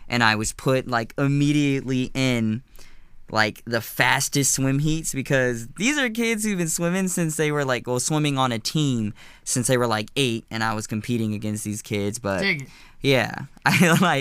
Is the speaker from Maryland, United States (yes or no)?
yes; Reisterstown, Maryland, United States; also born or lived in Albany, New York / California; I was born in Albany, New York, but I've been in Baltimore most of my life, and I grew up in Reisterstown